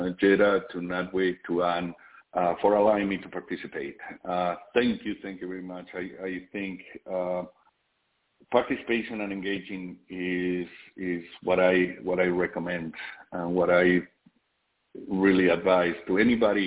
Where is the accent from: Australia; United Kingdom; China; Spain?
Spain; born or raised there; now in United States